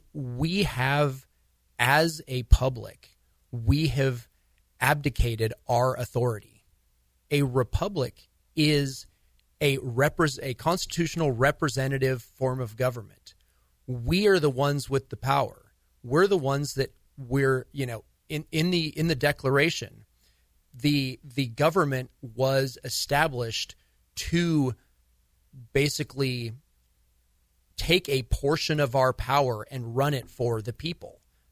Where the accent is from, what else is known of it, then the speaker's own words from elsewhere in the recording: California, United States; I grew up in Shasta County. I know the area very well.